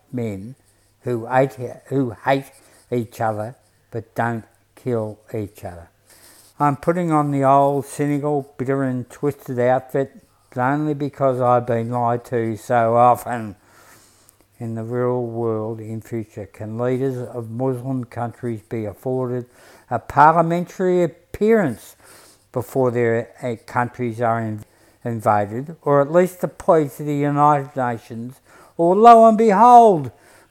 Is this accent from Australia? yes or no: yes; Broadmeadows, Victoria, Australia; now in Coburg, Australia; I come from Broadie, and my working class principles